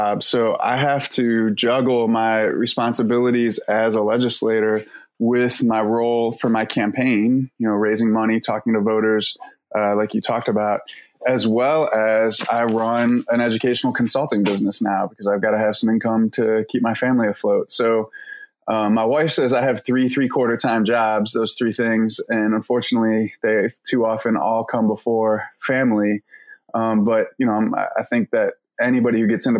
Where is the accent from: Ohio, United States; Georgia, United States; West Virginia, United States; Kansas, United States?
Ohio, United States; Cleveland; moved away; I grew up in Cleveland, Ohio